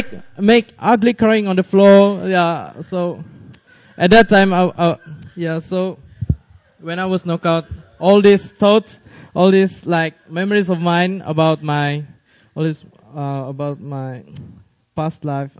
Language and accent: English; Malaysia; now in Seoul, South Korea; I'm from Malaysia